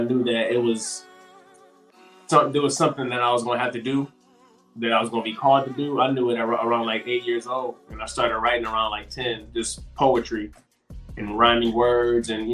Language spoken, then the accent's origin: English; Michigan, United States; now in Texas, United States; I'm from Michigan in Texas right now